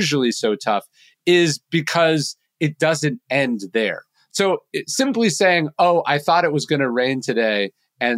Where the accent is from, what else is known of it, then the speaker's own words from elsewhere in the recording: Sacramento, California, United States; growing up in Sacramento, California